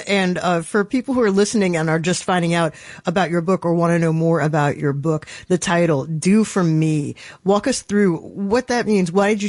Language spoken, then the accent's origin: English; New York, United States; not just as a New Yorker